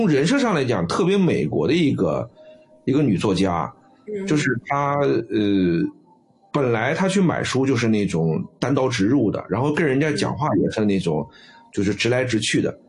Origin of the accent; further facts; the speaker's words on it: China; 我们中国人讲叫水土，但是西西方人讲叫环境决定嘛。